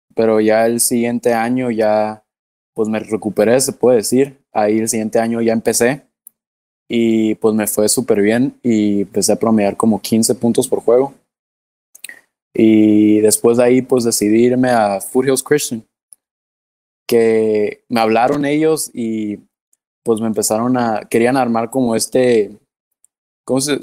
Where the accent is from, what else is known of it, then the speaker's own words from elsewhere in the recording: Mexico; yo soy mexicano